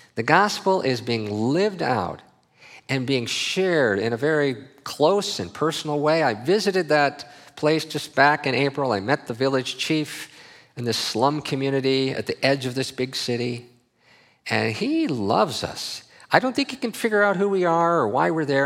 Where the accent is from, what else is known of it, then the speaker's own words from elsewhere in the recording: Minnesota, United States; I grew up in Minnesota